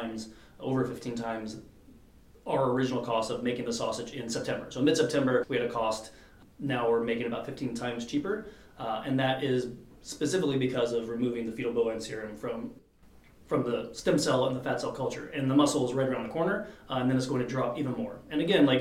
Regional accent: United States; also born or lived in Europe; as American

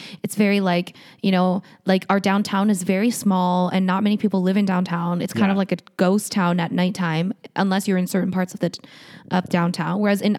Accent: Calgary, Alberta, Canada; moved away as an adult; also born or lived in London; we grew up in Calgary where I feel like people are just generally more cautious.

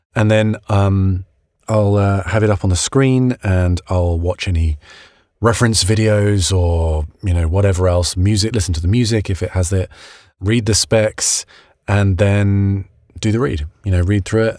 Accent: United Kingdom; now in United States; being a British guy in America

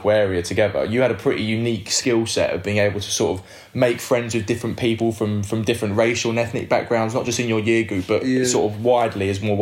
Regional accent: London, United Kingdom; Leytonstone, my hometown as well

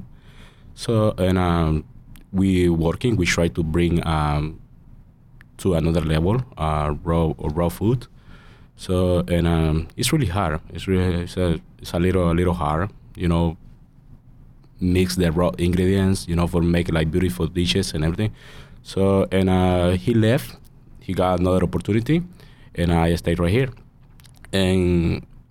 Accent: El Salvador; English is a second language; now in United States; I'm from El Salvador, and El Salvador, like when I am a little kid, I have my own spot for sell fruits

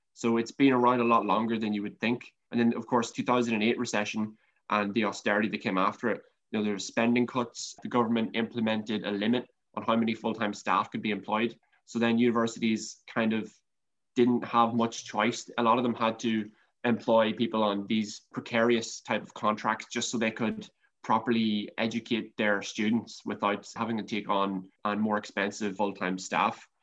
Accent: County Monaghan, Ireland; looking at my own county, County Monaghan

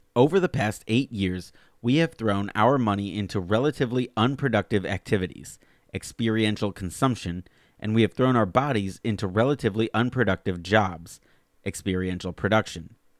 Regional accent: Alabama, United States; moved away; I grew up in Alabama

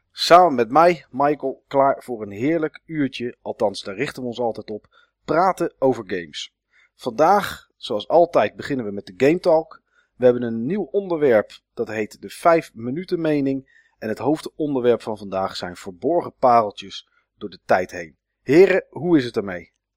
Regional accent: Netherlands; ben ik wel echt een Nederlander

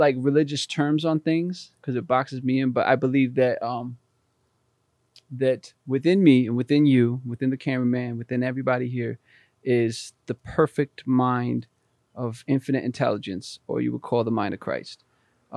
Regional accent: Albany, New York, United States; I was born and raised in Albany, New York

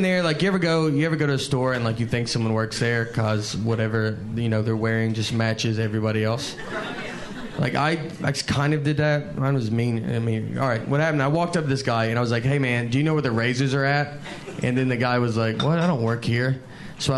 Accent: Tennessee, United States; moved away as an adult; now in New York, United States; I'm from Tennessee

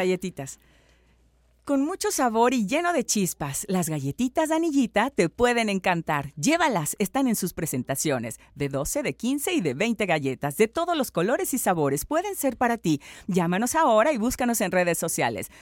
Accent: Orizaba, Veracruz, Mexico; moved away as an adult; now in Xalapa, Mexico; yo soy de la ciudad de Orizaba

